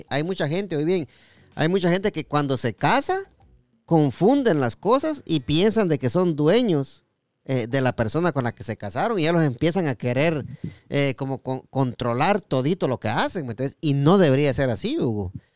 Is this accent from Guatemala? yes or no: yes; Jutiapa, Guatemala; yo soy de Jutiapa